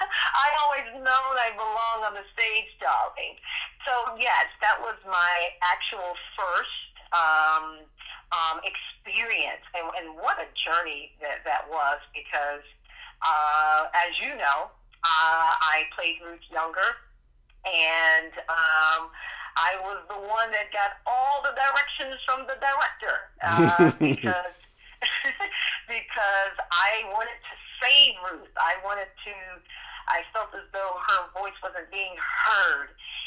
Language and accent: English; Fort Lauderdale, Florida, United States; And yeah, so I know a lot of people, when they find out that I am a Floridian, they say, oh, well, you must have been born in Broward Gene